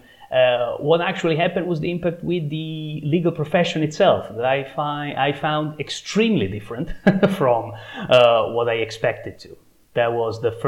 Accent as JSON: {"language": "English", "town": "Trieste", "region": "Friuli-Venezia Giulia", "country": "Italy", "tie": "born or raised there", "also_born_or_lived": "London, England", "moved": "as an adult", "lives_now": "Trieste, Italy", "said": "now I'm back in my hometown, yeah, in Italy, Trieste"}